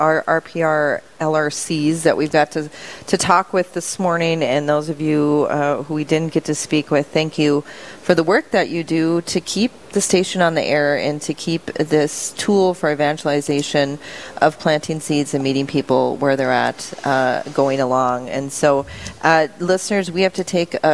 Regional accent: Mott, North Dakota, United States; born or raised there

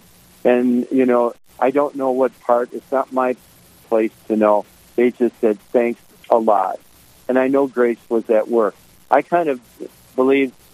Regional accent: Detroit, Michigan, United States; moved away as an adult; now in Minnesota, United States; I'm going to go home to Motown. I'm from Detroit.

